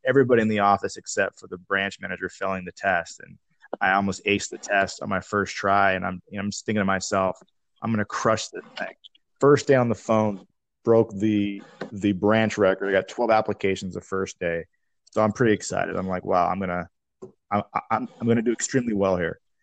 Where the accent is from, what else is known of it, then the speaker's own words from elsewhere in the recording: Tacoma, Washington, United States; moved away as an adult; also born or lived in Seattle / San Diego; I moved back to my hometown in Tacoma